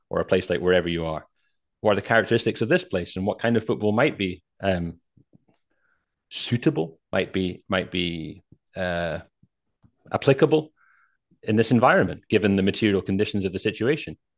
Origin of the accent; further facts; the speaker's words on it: Scotland, United Kingdom; I'm a Scottish guy